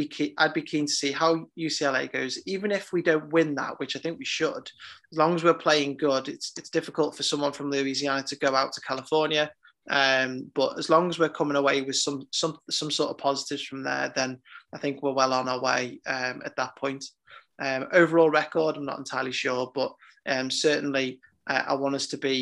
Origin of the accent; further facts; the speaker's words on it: Liverpool, North West England, United Kingdom; I'm from Liverpool